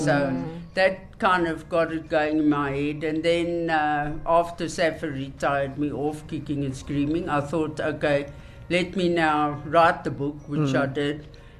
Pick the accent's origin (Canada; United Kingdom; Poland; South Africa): South Africa; Driehoek; Driehoek, my hometown.